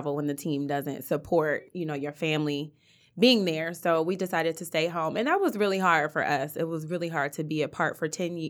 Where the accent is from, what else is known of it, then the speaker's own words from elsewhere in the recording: Euclid, Ohio, United States; So, I am originally from outside of Cleveland. I'm from Euclid.